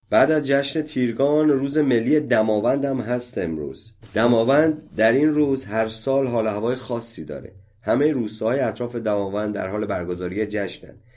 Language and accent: Persian; Iran; ما همه ایرانی هستیم